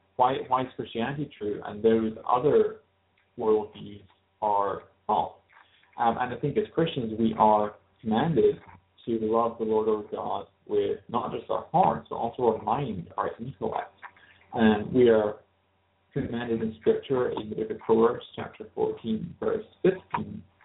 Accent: Glasgow, Scotland, United Kingdom; now in North East England, United Kingdom; I was raised in Glasgow, and uh, I'm currently living in the northeast of England.

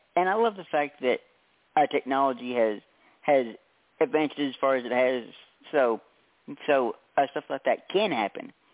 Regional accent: Tennessee, United States; I'm from Tennessee, and and it's so humid down here it's not even funny

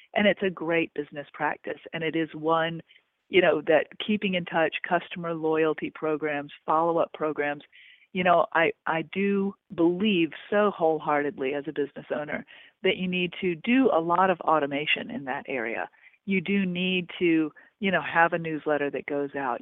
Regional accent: Augusta, United States; moved away; my hometown of Augusta

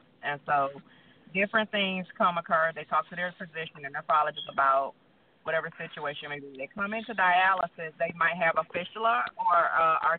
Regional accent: Rockford, Illinois, United States; now in Alabama, United States; I'm originally from Rockford, Illinois, and I live in Alabama at this time

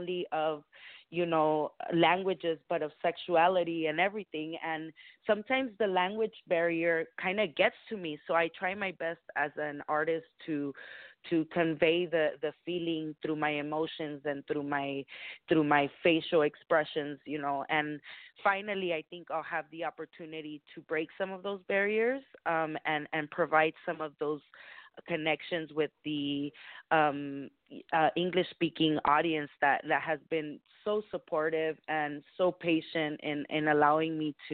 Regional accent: California, United States; also born or lived in Los Mochis, Sinaloa, Mexico; I just came here when I was about four years old. So I was raised here

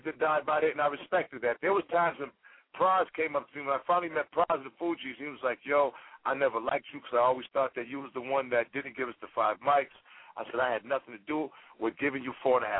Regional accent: Boston, Massachusetts, United States; I grew up in Boston

